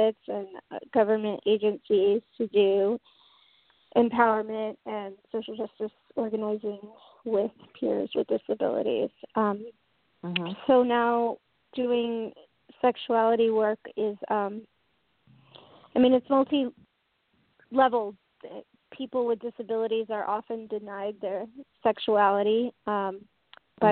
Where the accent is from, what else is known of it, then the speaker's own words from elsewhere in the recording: Tampa Bay area, Florida, United States; moved away as an adult; now in San Francisco, United States; I grew up in the Tampa Bay area of Florida